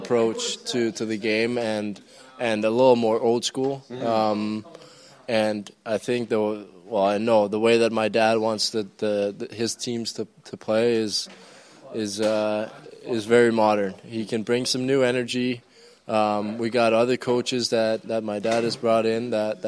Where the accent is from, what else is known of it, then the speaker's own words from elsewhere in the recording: Denmark; I'm from Denmark.